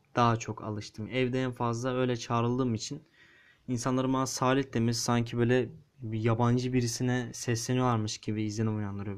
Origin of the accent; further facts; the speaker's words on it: Istanbul, Turkey; İstanbulluyum dedim. Evet. İstanbul'da yaşıyorum. Doğduğumdan beri buradayım.